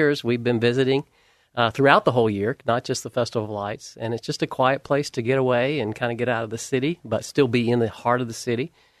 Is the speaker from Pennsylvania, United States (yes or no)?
no; South Georgia, United States; moved away as an adult; now in Portland, United States; No, I'm from South Georgia, so having a place to go during the wintertime for lights is not a typical thing.